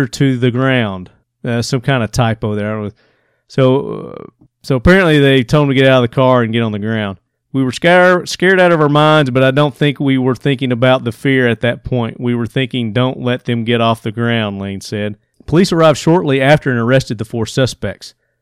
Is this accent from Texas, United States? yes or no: no; Murfreesboro, Tennessee, United States; this is my hometown. This is where I live